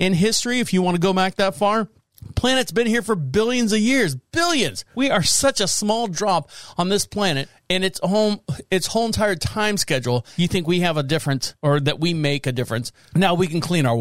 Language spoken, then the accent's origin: English; Orlando, Florida, United States; moved away as an adult; now in North Carolina, United States; I'm from Florida, born and raised in Orlando